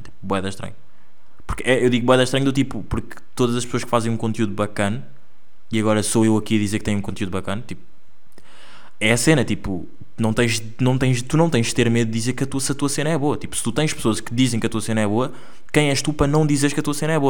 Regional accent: Angola; accent: Angolan; now in Porto, Portugal; é o meu sotaque angolano

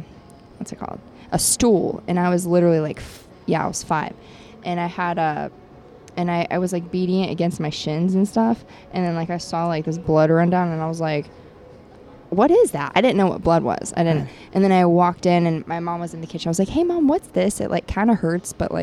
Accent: Ohio, United States; moved away as an adult; also born or lived in Florida; now in Los Angeles, United States; I was born in Ohio, and I lived half of my life back and forth between Ohio and Florida with my grandparents.

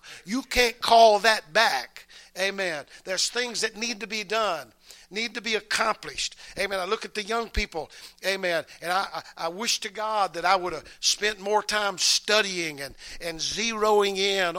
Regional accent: the South, United States; we're from the South

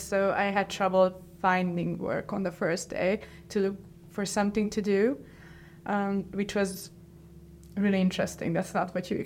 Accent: Hungary; moved away as an adult; now in Switzerland; I come from Hungary

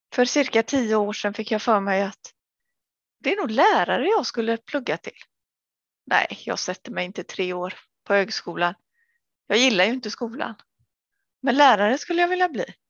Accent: Sweden; moved away as an adult; also born or lived in Gothenburg, Sweden / Angered, Gothenburg; Jag jobbade i äldrevården både där jag var uppväxt och även i Göteborg när jag flyttade dit

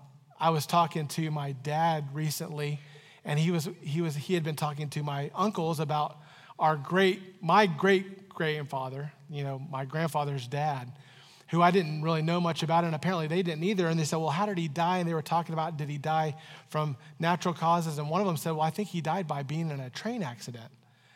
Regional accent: Florida, United States; now in Canton, United States; I moved to Canton, Ohio from Florida, and people were always asking me, where are you from? I'm from Florida.

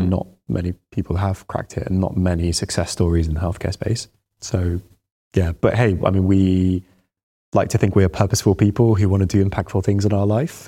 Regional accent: Baghdad, Baghdad Governorate, Iraq; moved away; I was born in Baghdad.

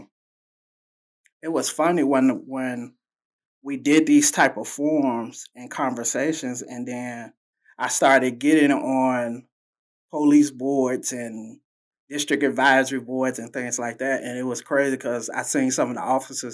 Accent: Chicago, Illinois, United States; I was born and raised in the Robert Taylor Homes with my mom, my grandma

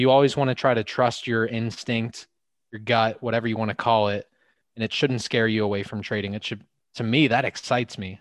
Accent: Pittsburgh, Pennsylvania, United States; my hometown team

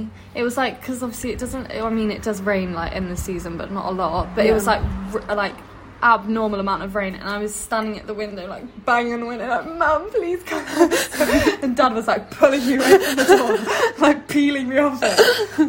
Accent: Cyprus; moved away; obviously we grew up in Cyprus.

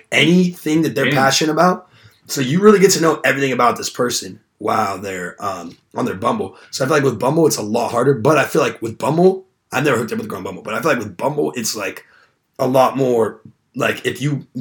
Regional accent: Southern California, United States; moved away; I'm from SoCal

